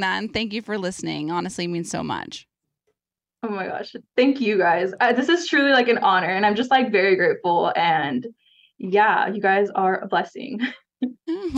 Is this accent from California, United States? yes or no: yes; Ontario, California, United States; moved away as an adult; now in Dallas, United States; I grew up in Ontario, California, like the Inland Empire area.